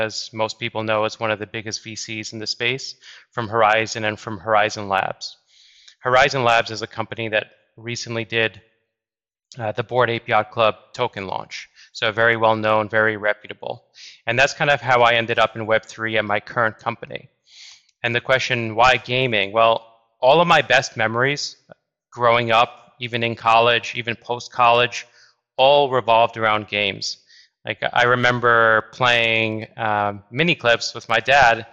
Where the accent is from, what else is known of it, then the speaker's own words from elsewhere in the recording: New York, United States; I'm from New York. I went to school in New York